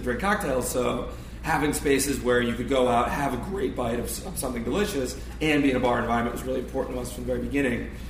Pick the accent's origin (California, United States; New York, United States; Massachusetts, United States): Massachusetts, United States; now in Los Angeles, United States; I grew up in Massachusetts